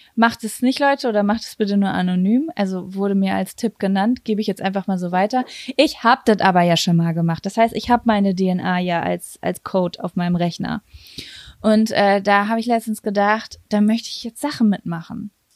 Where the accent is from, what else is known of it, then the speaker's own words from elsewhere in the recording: Lübbecke, North Rhine-Westphalia, Germany; moved away as an adult; in Lübbecke, in meiner Heimatstadt